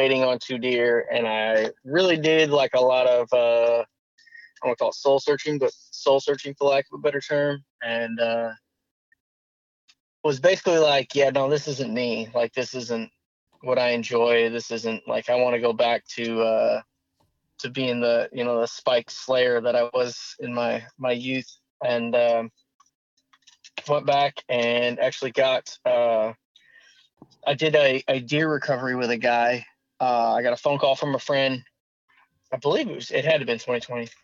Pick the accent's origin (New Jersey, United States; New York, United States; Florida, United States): New York, United States; Western; moved away as an adult; also born or lived in Fort Campbell, Kentucky; now in Tennessee, United States; I originally grew up in Western New York.